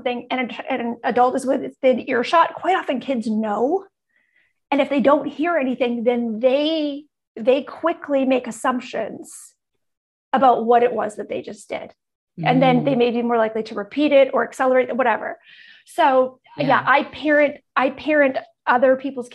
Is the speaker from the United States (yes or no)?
no; Canada; I'm Canadian